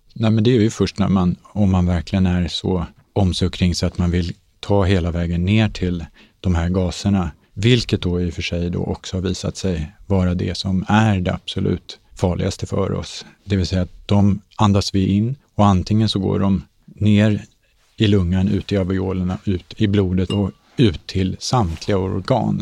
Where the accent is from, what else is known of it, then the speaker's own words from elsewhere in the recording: Sweden; Vi är svenskar